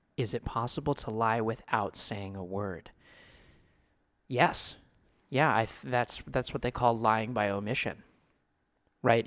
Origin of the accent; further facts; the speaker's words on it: United States; I was born in the United States